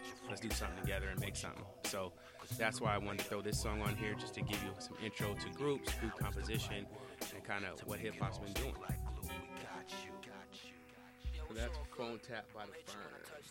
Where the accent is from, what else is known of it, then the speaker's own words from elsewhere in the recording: Sacramento, California, United States; because I'm from the West Coast. So, you know, imagine I'm, 14, I'm in SAC.